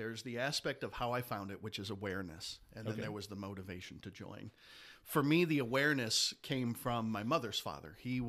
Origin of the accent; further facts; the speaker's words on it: Detroit, Michigan, United States; now in Ohio, United States; And I'll make the disclaimer that I am a Buckeye, but I'm from Detroit originally, in Michigan. The whole family's from Michigan.